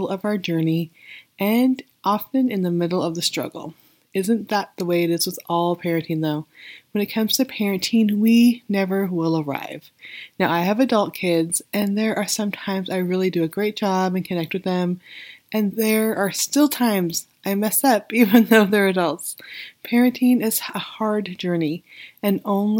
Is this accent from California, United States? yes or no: yes; Weed, California, United States; also born or lived in Redding, California; I grew up in Weed, which is not far from Reading